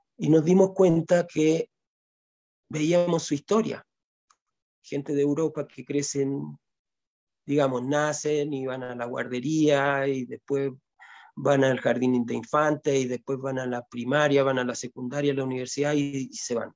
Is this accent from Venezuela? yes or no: no; Chile; moved away as an adult; also born or lived in Ecuador; Yo nací en Chile, pero me crié gran parte, más que viví más en Ecuador que en Chile. Me fui a los 20 años y regresé a los 42, 43 años, regresé acá a Chile.